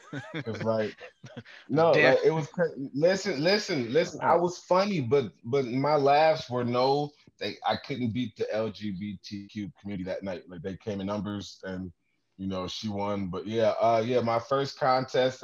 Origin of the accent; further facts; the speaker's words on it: Detroit, Michigan, United States; moved away as an adult; now in Toledo, United States; I'm originally from Detroit, but I live in Toledo now